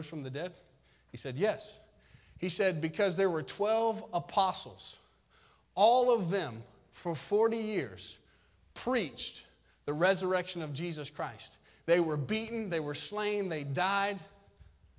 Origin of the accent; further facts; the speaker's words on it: Florida, United States; farming culture, which I come from because I'm from Florida. So we grow citrus and stuff down there